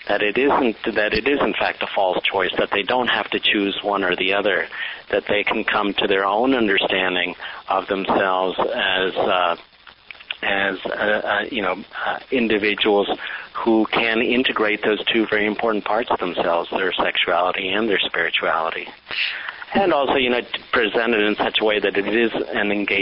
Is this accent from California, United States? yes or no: no; Texas, United States; also born or lived in Mexico; I'm an immigrant from Mexico. My family moved to the U.S. when I was 5 years old. And in fact, we moved to Texas